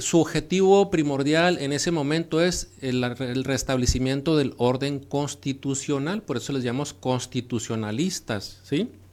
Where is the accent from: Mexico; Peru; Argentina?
Mexico; los mexicanos